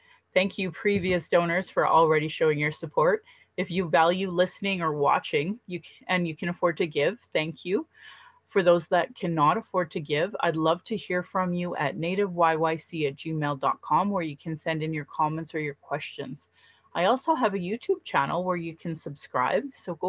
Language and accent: English; Calgary, Alberta, Canada; I was born here in Calgary, or in Blackfoot Mokinstis, as … an English name